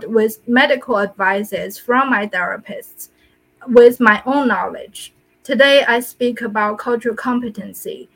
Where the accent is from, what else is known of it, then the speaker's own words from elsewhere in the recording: China; moved away; I'm from China